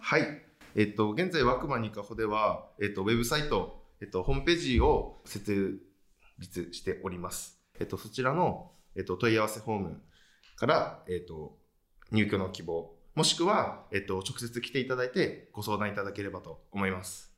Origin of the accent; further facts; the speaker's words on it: Nikaho, Akita, Japan; moved away as an adult; also born or lived in Tokyo; 私はもともと、えっと、かほ市のの浦というところが出身なんですけども